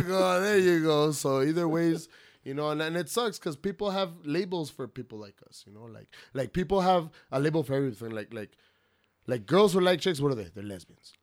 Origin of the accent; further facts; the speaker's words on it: El Paso, Texas, United States; I'm, I'm from Central El Paso, you know, born and raised.